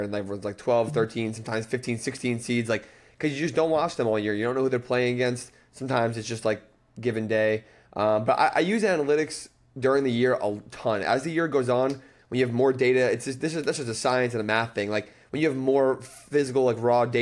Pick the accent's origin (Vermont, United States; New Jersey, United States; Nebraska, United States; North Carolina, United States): New Jersey, United States; I'm from New Jersey